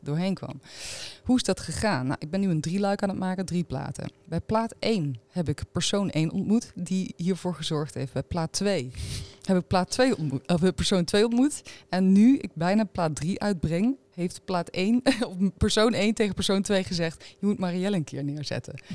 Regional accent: Arnhem, Gelderland, Netherlands; Ik kom uit Arnhem, dus dat is eh, eh, ja, mijn stad ook waar ik woon

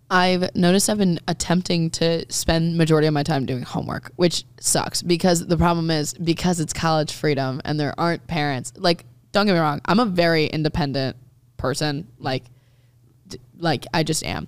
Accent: Maryland, United States; I just grew up listening to country 'cause I'm from Maryland, which is, like, technically the South

